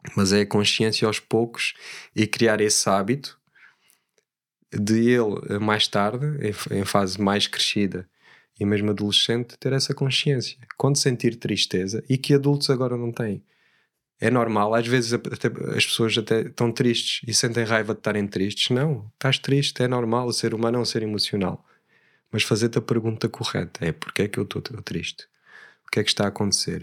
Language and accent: Portuguese; Alentejo, Portugal; also born or lived in Switzerland; gosto de dizer que sou alentejano